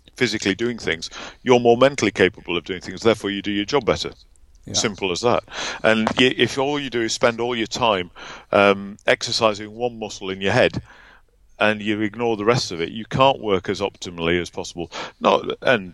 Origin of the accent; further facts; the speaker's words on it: Barnsley, Yorkshire and the Humber, United Kingdom; I'm very proudly from Barnsley in Yorkshire